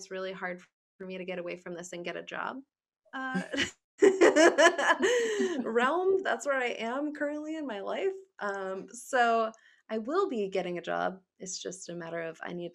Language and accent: English; Smithfield, Rhode Island, United States; So I grew up in Rhode Island. I was in Smithfield for a while.